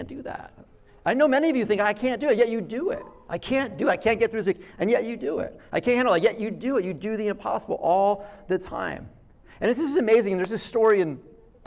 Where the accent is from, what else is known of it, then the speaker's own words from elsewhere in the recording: Jersey Shore, New Jersey, United States; I grew up on the Jersey Shore